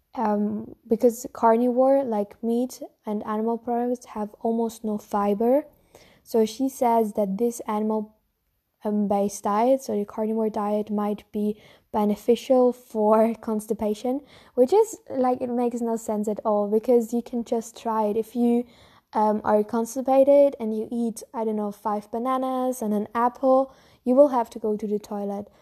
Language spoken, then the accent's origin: English; Germany; I'm from Germany, so our food culture is mainly on meat and bread